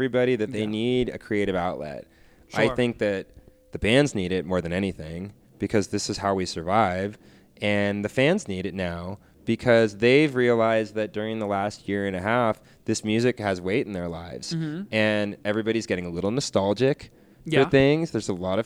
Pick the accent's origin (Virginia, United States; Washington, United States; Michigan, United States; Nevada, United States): Washington, United States; Kirkland; also born or lived in Los Angeles, California; I grew up on the East Side when we moved out there